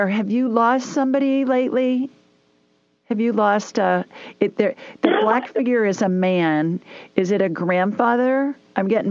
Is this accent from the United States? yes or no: yes; Columbus, Ohio, United States; I grew up in Columbus, Ohio